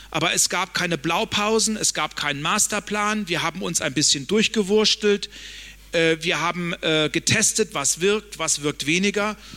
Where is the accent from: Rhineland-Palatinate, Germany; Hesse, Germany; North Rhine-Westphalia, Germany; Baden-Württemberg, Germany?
Hesse, Germany; Ich komme aus einem föderalen Land. Mein Heimatland Hessen wendet andere Regeln an als mein Nachbarland Thüringen.